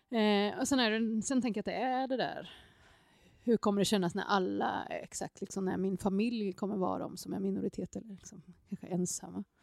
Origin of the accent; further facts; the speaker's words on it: Motala, Östergötland, Sweden; also born or lived in Seoul, South Korea; now in Jönköping, Sweden; jag kom till Motala.